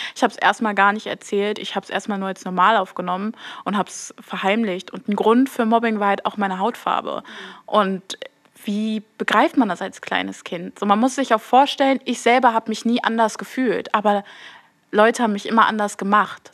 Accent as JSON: {"language": "German", "town": "Duisburg", "region": "North Rhine-Westphalia", "country": "Germany", "said": "ich bin 21 Jahre und ich komme aus Duisburg"}